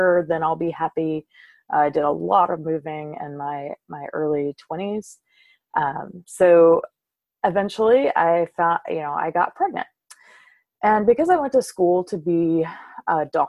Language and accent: English; Covington, Louisiana, United States; I am from South Louisiana, a little town called Covington. It's about half an hour north of New Orleans. And I was raised in a very small, tight-knit Southern Baptist community.